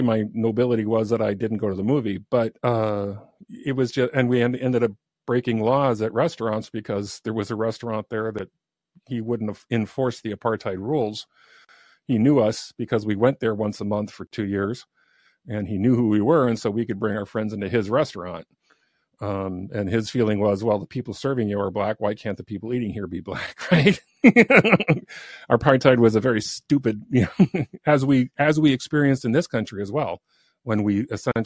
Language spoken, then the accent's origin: English; San Diego, California, United States; also born or lived in Africa; now in Oregon, United States; I live in Oregon right now. I grew up in San Diego, California